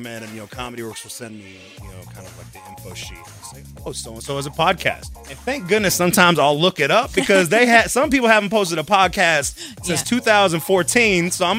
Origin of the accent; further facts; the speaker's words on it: Denver, Colorado, United States; I grew up here in Colorado in Montbello. And so in my high school, my freshman year, I was one of eight white kids.